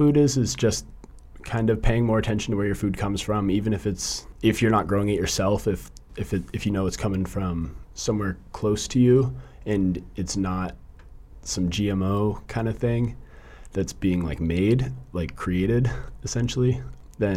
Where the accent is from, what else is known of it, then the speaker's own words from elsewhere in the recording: Orcas Island, Washington, United States; I'm from Orcas Island, Washington, and I'm a senior at the University of Washington.